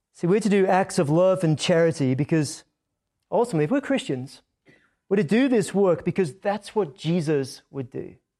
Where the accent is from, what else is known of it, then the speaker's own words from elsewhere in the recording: Scotland, United Kingdom; accent: Scottish; moved away; When I come back from Scotland, my accent is sometimes a little bit stronger than before I left